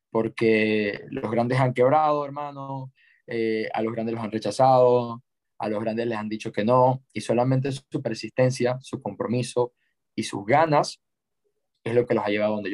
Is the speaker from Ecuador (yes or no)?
yes; Ecuador; a crear y fundar la primera agencia de lanzamientos y embudos de venta en mi país y, y tengo fe que, que, va a ser enorme